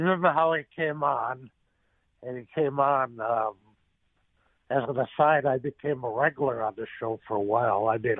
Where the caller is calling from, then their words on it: Missouri, United States; I'm calling you from Missouri.